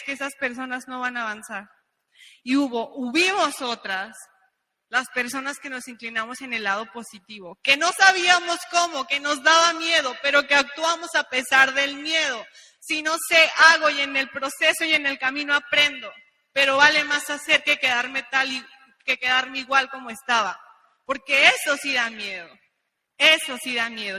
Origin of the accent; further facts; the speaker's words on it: Mexico; unos mexicanos acá en Honduras